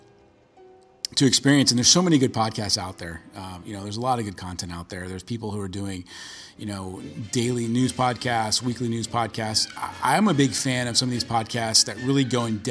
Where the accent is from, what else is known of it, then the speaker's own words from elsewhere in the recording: Bay Area, California, United States; growing up in the Bay Area